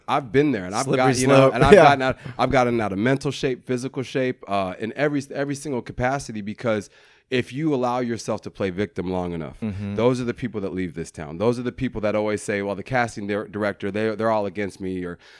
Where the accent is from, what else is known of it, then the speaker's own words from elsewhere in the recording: Denver, Colorado, United States; Denver, Colorado. Okay. I'm from Denver, Colorado. I come from a loving family, a really loving family.